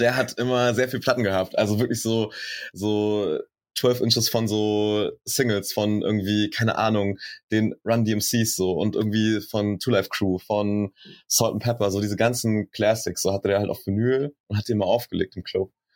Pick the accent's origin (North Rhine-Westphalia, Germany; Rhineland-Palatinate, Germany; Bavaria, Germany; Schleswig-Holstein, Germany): Bavaria, Germany; Schweinfurt; now in Berlin, Germany; ich bin in Schweinfurt aufgewachsen, das ist auch in Bayern